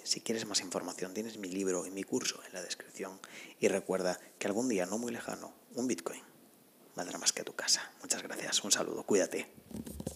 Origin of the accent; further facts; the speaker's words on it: Spain; me apetecía estar en mi país, en España, pero no en la zona norte